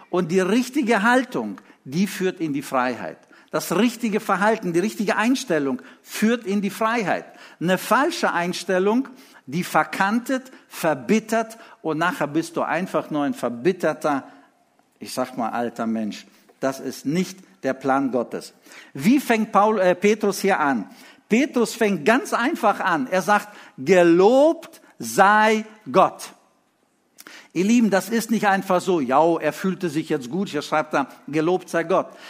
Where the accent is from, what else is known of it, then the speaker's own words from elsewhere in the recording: Lithuania; moved away; als wir in Litauen lebten, ich war in der dritten Klasse